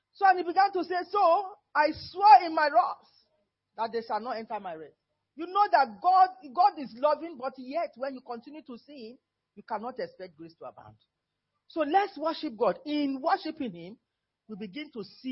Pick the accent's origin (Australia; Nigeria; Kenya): Nigeria; moved away; I'm still Nigerian